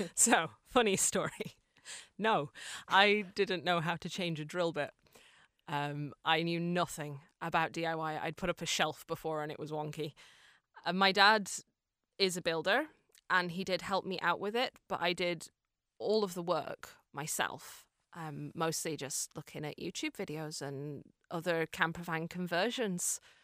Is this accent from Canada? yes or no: no; Fermanagh, Northern Ireland, United Kingdom; also born or lived in Cork, Ireland; now in Dublin, Ireland; I'm originally from Fermanagh, but I lived in Cork for six